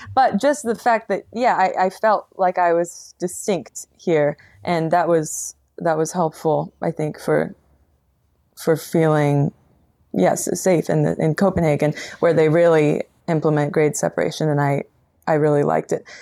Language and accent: English; Colorado, United States; now in Portland, United States; I am from Colorado originally